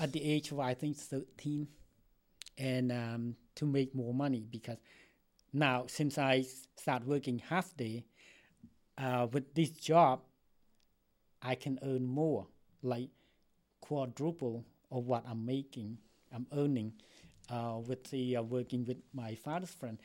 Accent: Cambodia; English is a second language; also born or lived in Philippines; now in United States; I'm from Cambodia. I came to this country um, since 1981

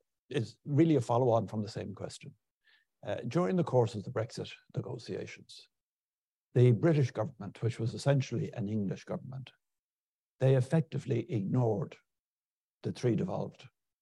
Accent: Ireland; we're an independent state.

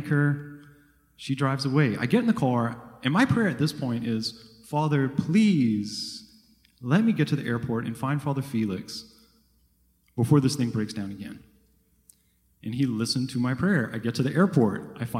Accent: Thibodaux, Louisiana, United States; now in New Jersey, United States; I live up in New Jersey. I grew up in Thibodaux.

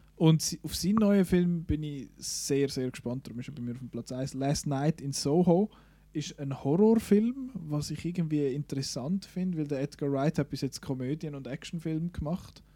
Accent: Switzerland; bei uns in der Schweiz

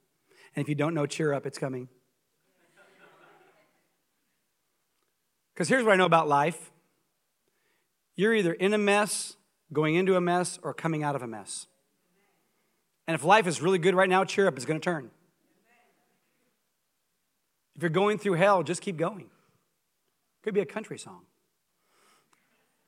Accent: Coeur d'Alene, Idaho, United States; moved away as an adult; also born or lived in Columbia, Missouri; I grew up in Coeur d'Alene, Idaho

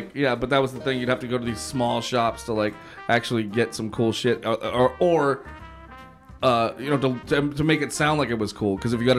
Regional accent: El Monte, California, United States; Like, I grew up in El Monte, but the mall was just, like, you know, 5 miles away from me.

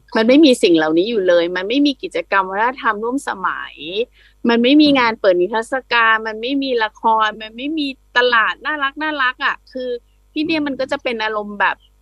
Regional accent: Satun, Thailand; moved away as an adult; also born or lived in Bangkok; เป็นคนสตูลที่ไปอยู่กรุงเทพแล้วกลับมาอยู่ที่นี่

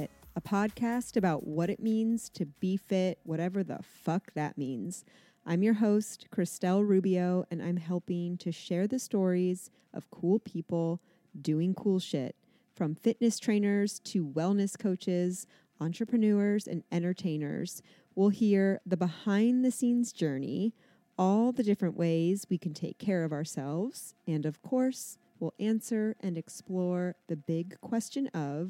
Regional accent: Atlantic City, New Jersey, United States; born there; I was born in Atlantic City. My mom was a cocktail waitress. My dad was a pit boss.

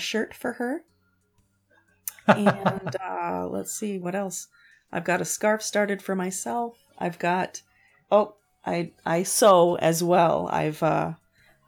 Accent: Cashton, Wisconsin, United States; I am from a small town in Wisconsin called Cashton

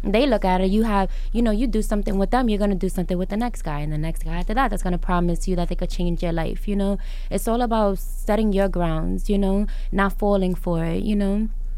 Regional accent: New York City, New York, United States; I'm from the Bronx, you know, I'm from the hood

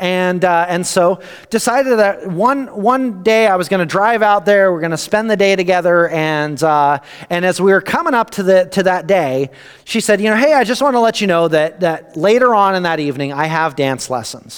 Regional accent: East Coast, United States; I grew up on the East Coast

